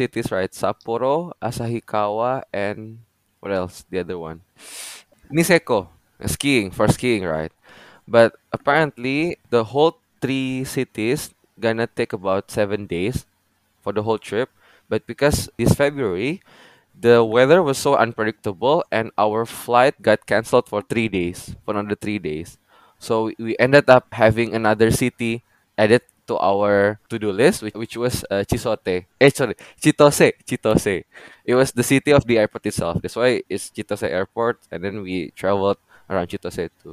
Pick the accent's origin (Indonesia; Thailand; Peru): Indonesia; now in Japan; I'm from Indonesia.